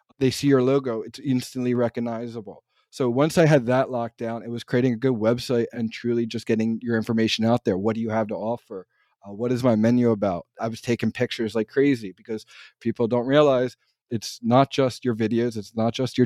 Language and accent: English; New Jersey, United States; also born or lived in Philadelphia / Pittsburgh area; I grew up in South Jersey